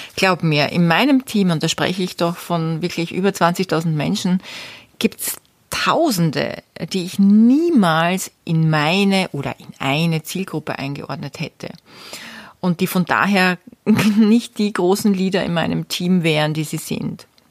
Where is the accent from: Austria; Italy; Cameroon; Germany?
Austria; bei uns in Österreich